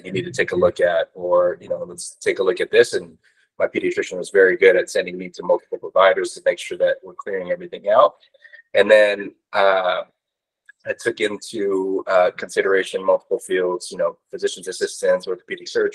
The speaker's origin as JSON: {"language": "English", "town": "Corona", "region": "California", "country": "United States", "tie": "born or raised there", "also_born_or_lived": "Orange County, California", "said": "I grew up in Corona at Centennial"}